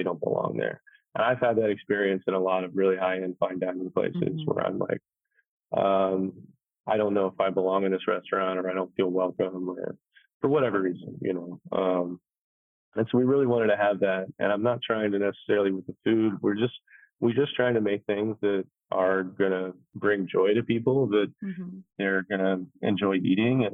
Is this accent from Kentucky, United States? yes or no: yes; Kentucky, United States; also born or lived in New York City; now in Atlanta, United States; I grew up in Kentucky